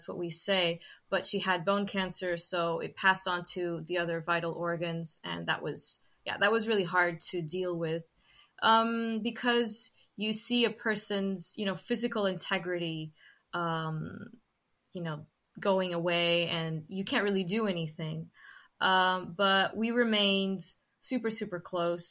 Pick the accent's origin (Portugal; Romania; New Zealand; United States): Portugal; Sintra, Lisbon; I've always lived in Sintra